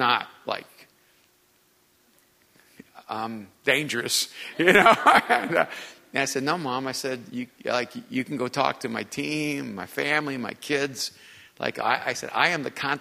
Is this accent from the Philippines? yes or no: no; Miami, Florida, United States; I grew up in Miami